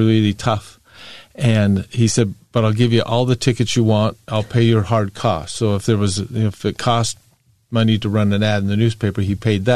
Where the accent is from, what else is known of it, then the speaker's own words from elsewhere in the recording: Bountiful, Utah, United States; I was born and raised in Bountiful. Went to Bountiful High School, went to the University of Utah